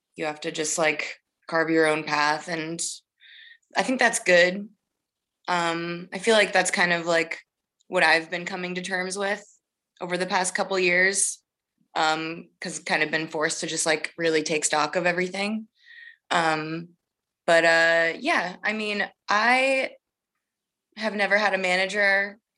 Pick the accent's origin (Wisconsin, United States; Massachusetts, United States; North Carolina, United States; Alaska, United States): Massachusetts, United States; moved away as an adult; also born or lived in Boston / Oakland; now in Los Angeles, United States; I'm from Massachusetts, growing up in the Northeast